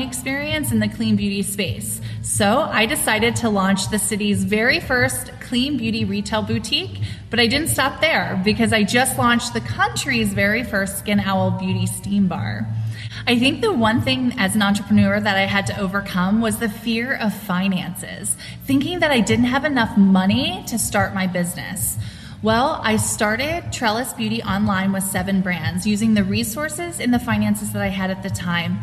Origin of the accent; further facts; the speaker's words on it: New Jersey, United States; now in Raleigh, United States; I'm originally from New Jersey, but I live in Raleigh, North Carolina